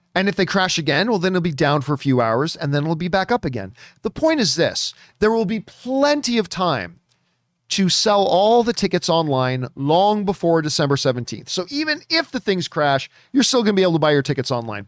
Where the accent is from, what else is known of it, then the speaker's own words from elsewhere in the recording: Canada; being Canadian and everything about my D N A is hockey